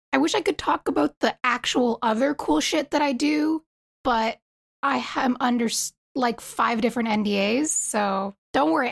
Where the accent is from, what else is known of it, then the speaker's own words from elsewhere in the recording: East Coast, United States; I'm from the East Coast